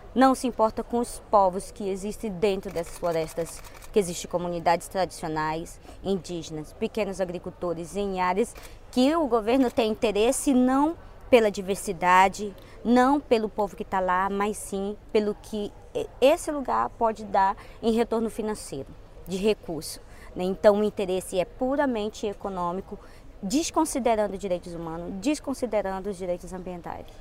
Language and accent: Portuguese; Brazil; lá onde eu moro, lá onde eu vivo, lá no meu estado brasileiro